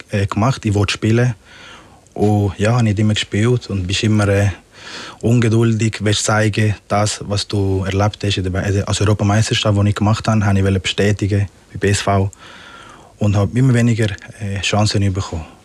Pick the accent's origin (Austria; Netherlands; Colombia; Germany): Colombia; Magdalena; Ich bin auch ganz äh, am Strand mit meinen Großeltern aufgewachsen. In äh, Parque Tayrona heißt es.